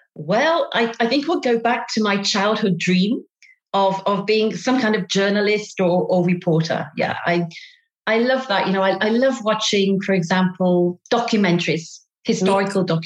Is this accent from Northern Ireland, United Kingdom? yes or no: no; Derby, East Midlands, United Kingdom; accent: British; moved away as an adult; now in Paris, France; I'm British. I have a lousy British accent. I come from the north of England, a place called Derby